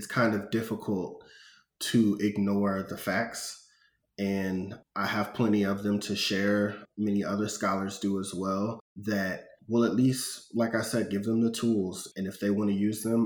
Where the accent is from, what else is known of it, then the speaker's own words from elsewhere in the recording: St. Louis, Missouri, United States; growing up in St. Louis